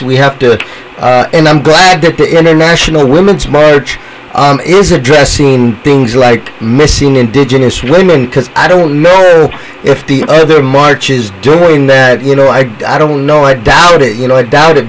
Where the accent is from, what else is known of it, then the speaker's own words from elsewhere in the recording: San Jose, California, United States; I'm from San Jose, so here in San Jose